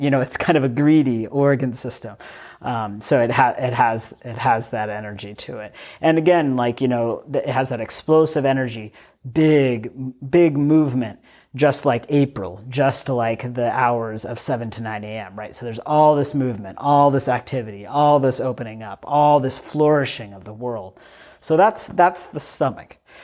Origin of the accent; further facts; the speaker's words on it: United States; I grew up in the United States of America.